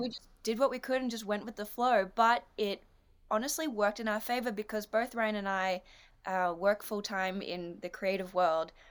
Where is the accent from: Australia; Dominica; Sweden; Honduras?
Australia; I'm an Australian dancer, actress, comedian, artist, photographer, business owner